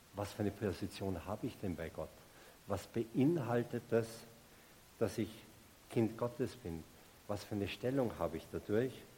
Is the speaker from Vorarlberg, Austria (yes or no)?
no; Salzburg, Austria; moved away as an adult; also born or lived in Munich; ich komme aus Salzburg und ich bin damals noch jedes Wochenende nach Hause gefahren zu meinen Eltern, in mein Elternhaus